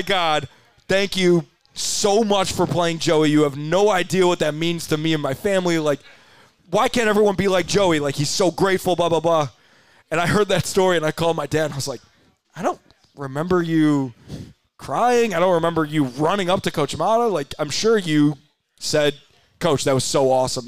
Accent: Chicago, Illinois, United States; I was from Chicago, the only Chicago guy

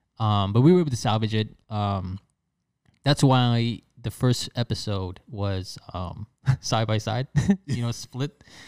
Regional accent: New York, United States; also born or lived in Philadelphia / Chicago; now in West Palm Beach, United States; I'm originally from New York. I moved to Philadelphia for college and I lived in Chicago for, maybe 7-8 years.

